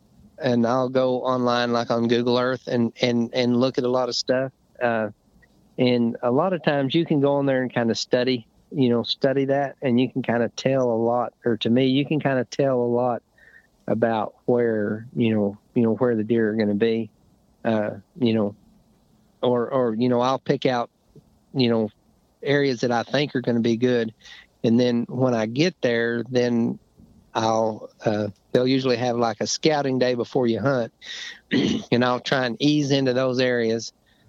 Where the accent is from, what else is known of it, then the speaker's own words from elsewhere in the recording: Arkansas, United States; another friend that I grew up hunting with in Arkansas.